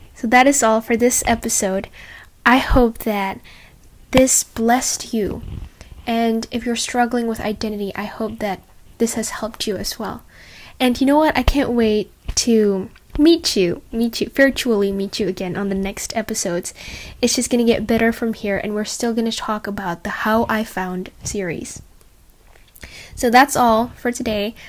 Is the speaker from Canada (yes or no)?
no; Indonesia; now in Australia; get back to Indonesia and be surrounded by the friends that I already knew since I was a little girl